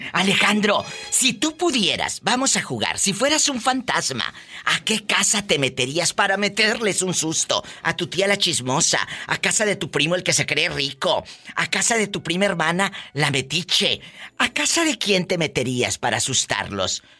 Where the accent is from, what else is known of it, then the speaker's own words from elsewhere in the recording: Matamoros, Tamaulipas, Mexico; mi tierra de Matamoros, Tamaulipas